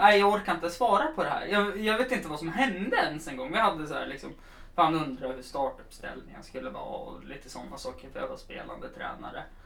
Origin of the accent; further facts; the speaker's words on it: Östersund, Jämtland, Sweden; vi som kom från Östersund